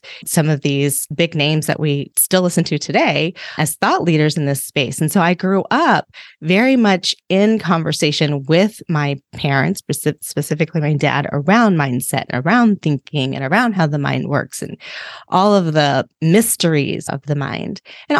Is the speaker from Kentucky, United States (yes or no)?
no; Reston, Virginia, United States; So I grew up outside of the Washington, D.C. area in Northern Virginia in a really cute little town called Reston. And it was a very idyllic, very sweet place, very diverse. It was built like with the premise of being a very diverse place. It was a planned community.